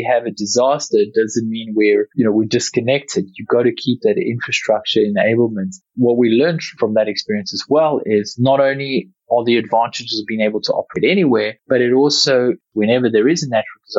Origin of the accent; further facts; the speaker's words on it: South Africa; growing up in South Africa